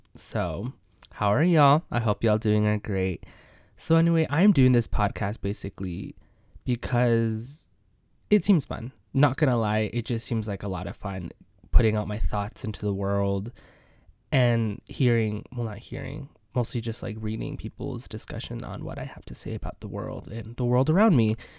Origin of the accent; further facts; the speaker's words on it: Midwest, United States; I am from the Midwest